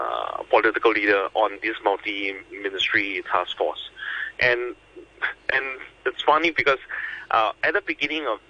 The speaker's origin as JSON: {"language": "English", "country": "Singapore", "said": "as a Singaporean"}